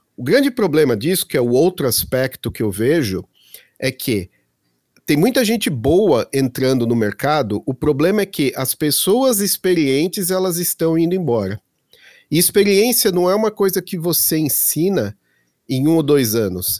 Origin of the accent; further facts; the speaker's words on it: Santo André, São Paulo, Brazil; also born or lived in Belo Horizonte, Brazil / Florida, United States / Munich, Germany; now in Berlin, Germany; eu sou de Santo André, em São Paulo